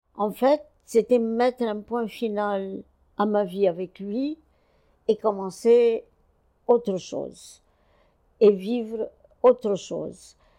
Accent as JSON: {"language": "French", "town": "Cairo", "region": "Cairo Governorate", "country": "Egypt", "tie": "born or raised there", "also_born_or_lived": "France / Brazil", "moved": "as an adult", "said": "Je suis née au Caire en 1937."}